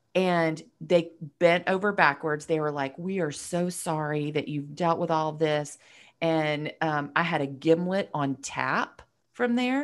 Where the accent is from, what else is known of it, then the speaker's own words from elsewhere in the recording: Marietta, Georgia, United States; moved away as an adult; also born or lived in Athens, Georgia; now in Nashville, United States; I grew up in Marietta, you know, just north of Atlanta, so I was definitely, you know, an Atlanta kid